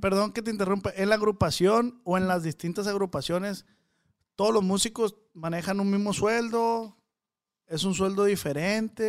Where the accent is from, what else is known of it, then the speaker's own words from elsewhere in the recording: Culiacán, Sinaloa, Mexico; Los de Culiacán